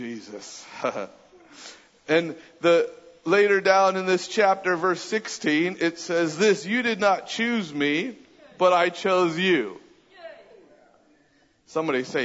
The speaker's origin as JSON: {"language": "English", "region": "Southern California", "country": "United States", "tie": "born or raised there", "also_born_or_lived": "Redding, California", "moved": "as an adult", "lives_now": "Austin, United States", "said": "I grew up in Southern California."}